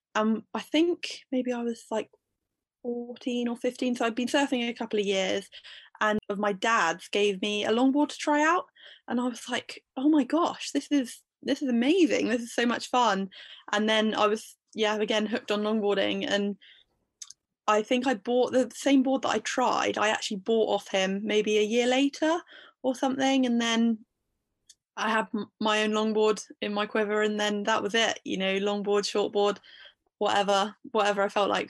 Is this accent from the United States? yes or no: no; Bude, South West England, United Kingdom; I live in Bude and I've always lived in Bude, grew up here